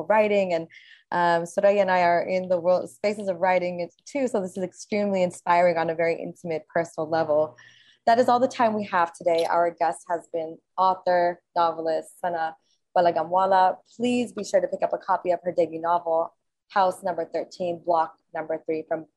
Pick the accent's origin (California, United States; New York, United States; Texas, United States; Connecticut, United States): California, United States; Los Angeles; as a Palestinian who was born and raised in Los Angeles